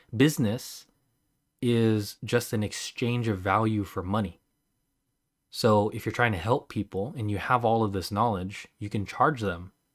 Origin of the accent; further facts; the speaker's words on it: Philippines; I'm Filipino